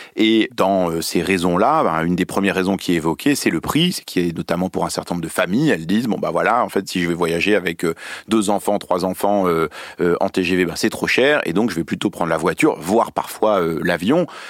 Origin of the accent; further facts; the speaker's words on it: Lyon, Auvergne-Rhône-Alpes, France; je suis lyonnais